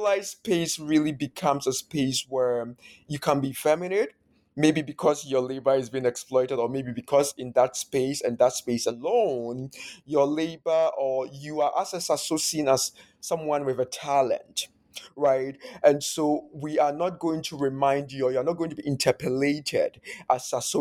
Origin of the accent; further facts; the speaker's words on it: Ghana; first language Akan; English is a second language; moved away as an adult; now in United States; growing up in Ghana